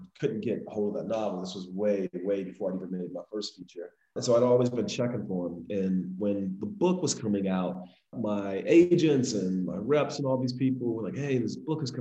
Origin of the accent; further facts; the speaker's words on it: Miami, Florida, United States; I am a filmmaker from Miami, Florida